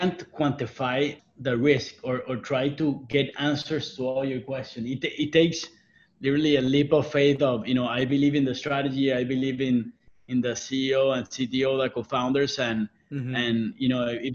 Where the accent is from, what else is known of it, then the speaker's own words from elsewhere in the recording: Colombia; moved away as an adult; also born or lived in United States; now in Mexico; I'm originally from Colombia. I moved to the States for my undergrad